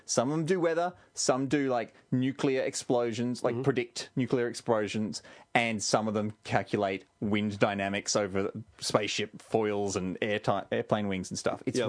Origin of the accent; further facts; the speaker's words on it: Australia; Because we're from Australia.